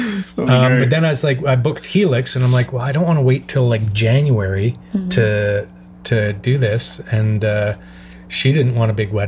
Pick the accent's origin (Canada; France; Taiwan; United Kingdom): Canada; Montreal, Quebec; moved away as an adult; also born or lived in Toronto; now in Los Angeles, United States; I'm from Montreal.